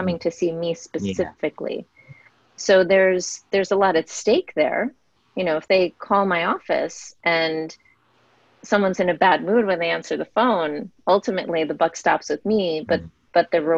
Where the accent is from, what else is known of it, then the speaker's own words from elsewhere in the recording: United States; being an Indian American